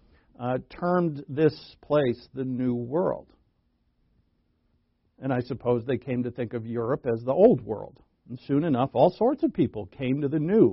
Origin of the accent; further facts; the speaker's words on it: Rhode Island, United States; where I grew up in Rhode Island.